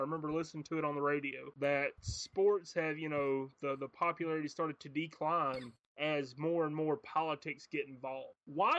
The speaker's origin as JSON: {"language": "English", "region": "Alabama", "country": "United States", "tie": "born or raised there", "said": "my home state of Alabama."}